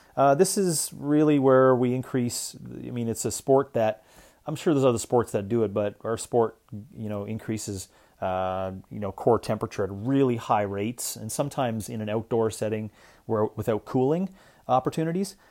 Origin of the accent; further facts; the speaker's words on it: Canada; now in Arizona, United States; being a Canadian